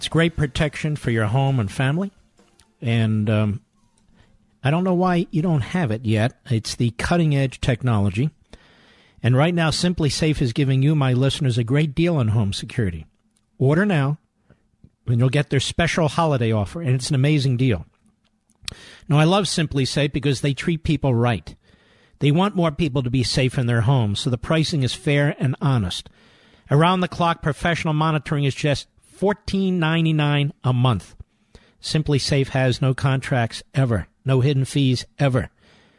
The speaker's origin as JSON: {"language": "English", "town": "Philadelphia", "region": "Pennsylvania", "country": "United States", "said": "I'm from Philadelphia"}